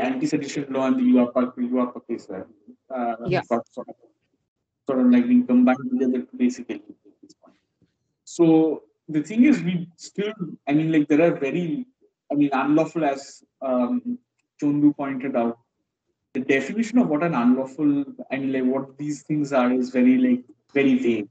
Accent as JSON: {"language": "English", "region": "West Bengal", "country": "India", "tie": "born or raised there", "said": "growing up in West Bengal"}